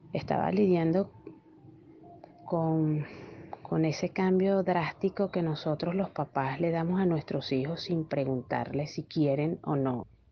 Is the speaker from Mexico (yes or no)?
no; Venezuela; moved away as an adult; also born or lived in Ibarra, Ecuador; now in Peru; Salí de Venezuela un 2 de septiembre después del cumpleaños de mi hija